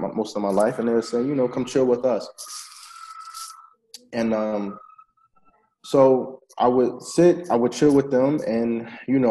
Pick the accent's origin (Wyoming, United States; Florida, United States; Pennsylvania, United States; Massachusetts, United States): Pennsylvania, United States; Philadelphia; moved away as an adult; also born or lived in Yemen / Egypt; now in Lebanon; I grew up in Philadelphia.